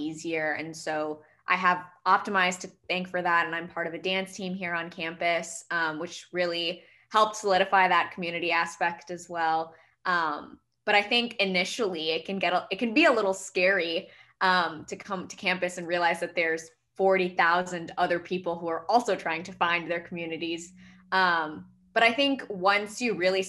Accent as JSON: {"language": "English", "area": "Metro Detroit", "region": "Michigan", "country": "United States", "said": "I'm from Metro Detroit area as well."}